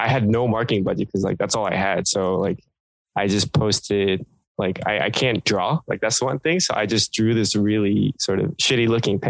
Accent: Portland, Oregon, United States; also born or lived in South Korea; I was born in Korea, but I moved to the States when I was 5, and then we moved to Portland for the first, better half of my life.

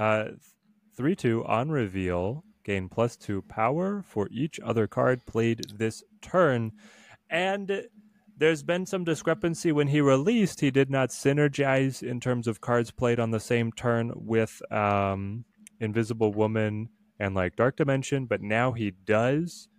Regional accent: Dallas, Texas, United States; I'm from the South. I'm from Dallas

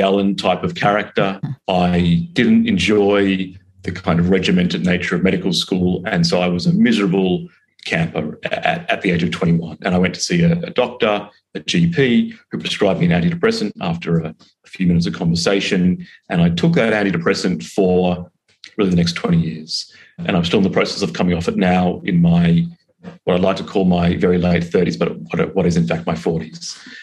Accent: Australia; accent: Australian; moved away as an adult; now in London, United Kingdom; I'm originally from Australia, it's the accent, but now I'm working in London

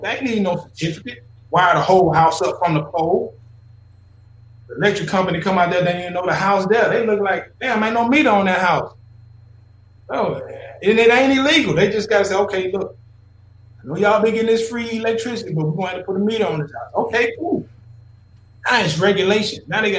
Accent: the South, United States; Listen, I'm from the South, homie. I'm from the dirty, dirty South. Not that South when people talk about Atlanta South.

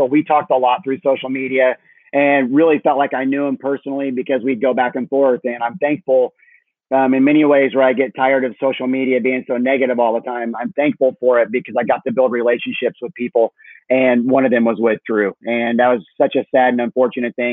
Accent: Illinois, United States; moved away as an adult; also born or lived in Chicago / Naples, Florida; now in Tampa, United States; I grew up in Illinois on a farm. And so I was in Illinois till 21.

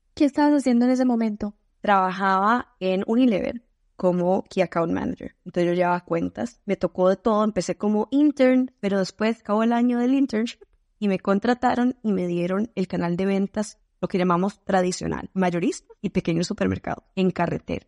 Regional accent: Costa Rica; first language Spanish; moved away as an adult; also born or lived in Spain; now in Seattle, United States; Vengo de Costa Rica, que múltiples veces confundido por Puerto Rico

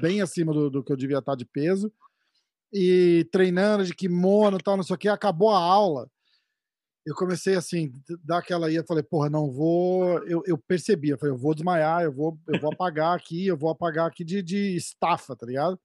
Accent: São Paulo, Brazil; sou de São Paulo também

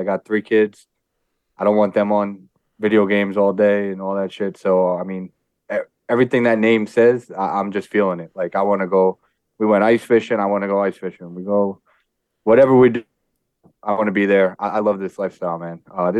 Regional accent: New York City, New York, United States; I am everything that Dan is not. I was born and raised in New York City, Staten Island.

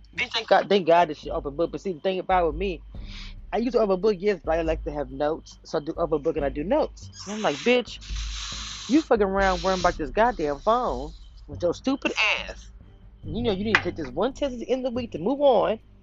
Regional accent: the South, United States; also born or lived in Louisiana; now in Texas, United States; I am from the South. I live in Texas at this moment

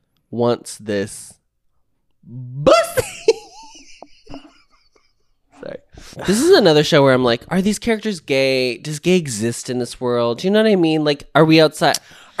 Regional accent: United States

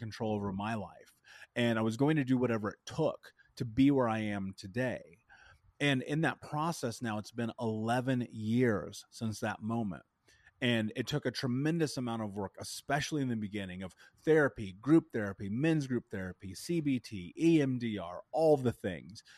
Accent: Indianapolis, Indiana, United States; I grew up in Indianapolis

